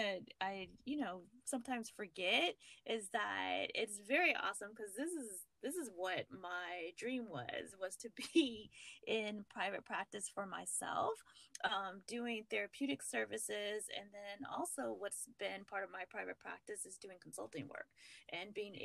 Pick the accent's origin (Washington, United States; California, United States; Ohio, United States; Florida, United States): California, United States; moved away as an adult; now in Virginia, United States; my home state of California